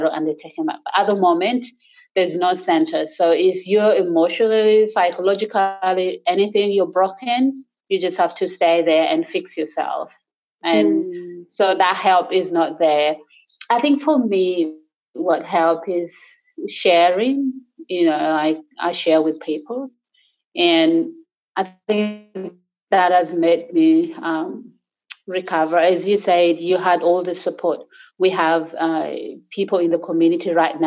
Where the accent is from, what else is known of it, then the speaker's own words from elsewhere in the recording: Gulu, Northern Region, Uganda; English is a second language; moved away as an adult; now in Sydney, Australia; up in the north, so I'm from Gulu, so I speak Acholi